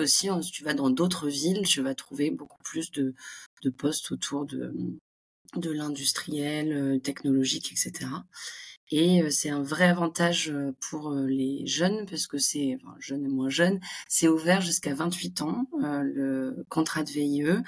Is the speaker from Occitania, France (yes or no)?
yes; Montpellier, Occitania, France; accent: French; moved away as an adult; also born or lived in Île-de-France; now in New York, United States; je suis originaire de Montpellier, j'ai fait mes études en région parisienne et je suis arrivée